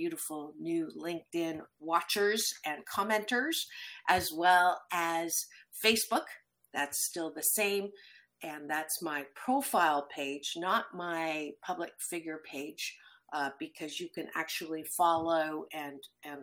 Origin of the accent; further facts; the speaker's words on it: Waterloo, Ontario, Canada; moved away; I was born in Waterloo, so I came back